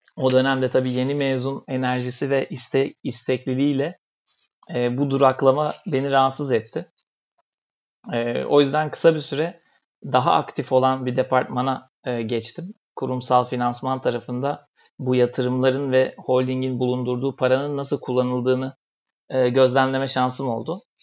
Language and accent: Turkish; Bursa, Turkey; moved away as an adult; now in Istanbul, Turkey; normalde Bursalıyım.